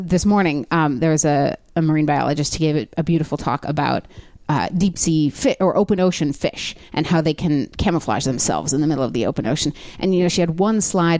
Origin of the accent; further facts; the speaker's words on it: Los Angeles, California, United States; LA where I lived